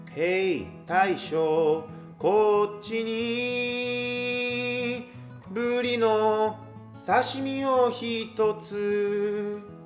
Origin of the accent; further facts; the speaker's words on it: Kobe, Hyogo, Japan; moved away as an adult; now in Tokyo, Japan; 神戸出身で、えー、神戸育ちで、えー、去年の二月に、えー、東京の方に上京してきまして